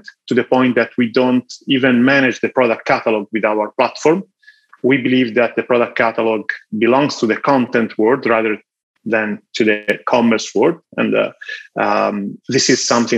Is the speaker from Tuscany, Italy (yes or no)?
yes; Florence, Tuscany, Italy; So I'm Italian. I was born in Florence and I graduated in Florence